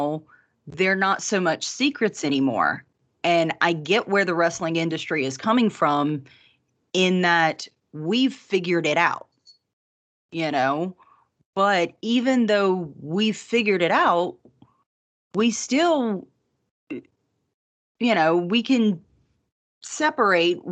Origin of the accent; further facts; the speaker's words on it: Louisiana, United States; I'm from Louisiana